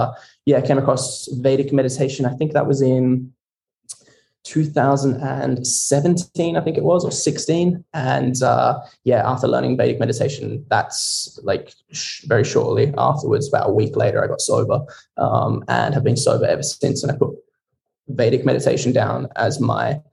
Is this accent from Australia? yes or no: yes; Barossa Valley, South Australia, Australia; moved away as an adult; now in Scotland; I grew up in the Barossa Valley in South Australia, little old Adelaide. And yeah, I grew up there to the age of 20.